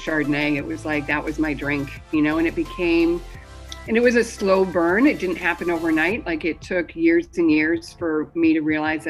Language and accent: English; Scotland, United Kingdom; born there; So I was born in Scotland. I'm the youngest of six kids.